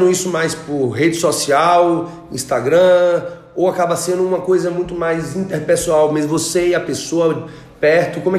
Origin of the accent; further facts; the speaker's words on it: Brasília, Federal District, Brazil; Eu sou